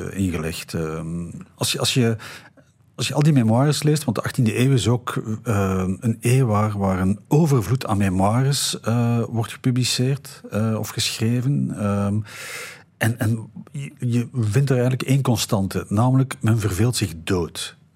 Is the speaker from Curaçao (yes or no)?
no; Belgium; Bij ons in de Ardennen